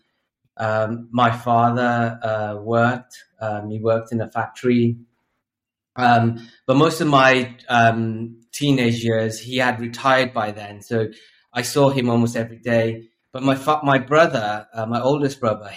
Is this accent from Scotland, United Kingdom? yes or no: no; Newport, Wales, United Kingdom; born or raised there; also born or lived in Bangladesh / London